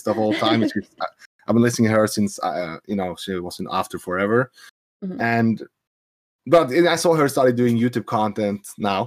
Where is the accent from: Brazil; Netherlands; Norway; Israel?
Norway; I'm from Norway